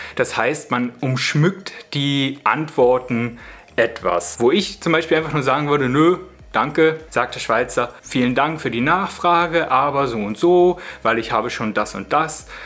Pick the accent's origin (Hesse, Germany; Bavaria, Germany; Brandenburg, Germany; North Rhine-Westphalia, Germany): Brandenburg, Germany; Spreewald; moved away as an adult; now in Switzerland; denn wir sind ursprünglich aus dem Spreewald